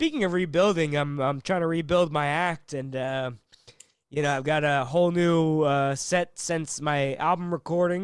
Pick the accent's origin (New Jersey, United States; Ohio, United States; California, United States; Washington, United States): Washington, United States; Seattle; I'm from Seattle